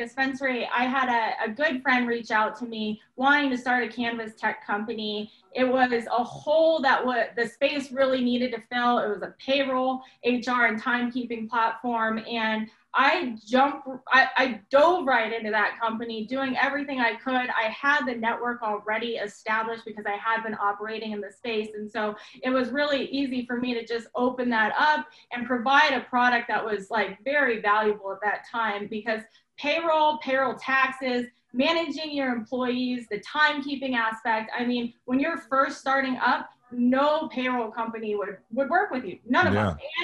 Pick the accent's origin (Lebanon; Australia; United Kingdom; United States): United States; Breckenridge, Colorado; I grew up in Breckenridge, Colorado.